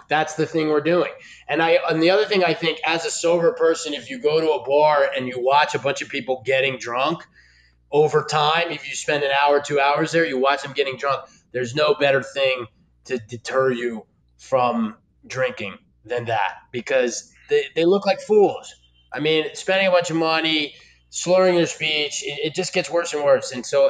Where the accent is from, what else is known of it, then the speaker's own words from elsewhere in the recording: Philadelphia, Pennsylvania, United States; I watch the Eagles. I'm from Philly.